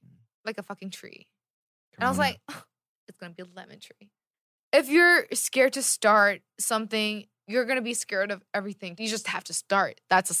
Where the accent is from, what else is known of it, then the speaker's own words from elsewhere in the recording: California, United States; I'm from California.